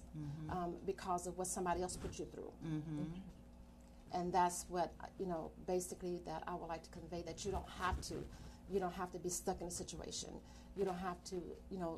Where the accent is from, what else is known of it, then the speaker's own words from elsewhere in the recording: New Orleans, Louisiana, United States; moved away; I am from Louisiana